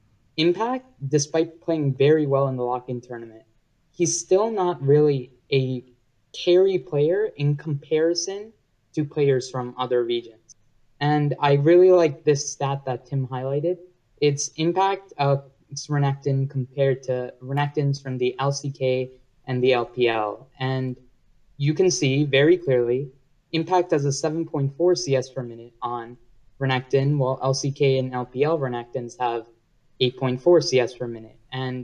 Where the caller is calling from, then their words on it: Long Island, New York, United States; I'm calling from Long Island, New York.